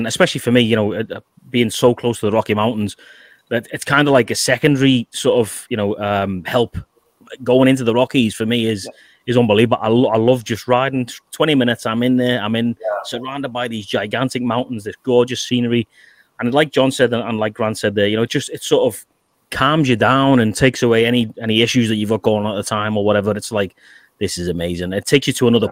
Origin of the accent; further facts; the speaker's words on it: England, United Kingdom; I'm English, but I was in a Scottish regiment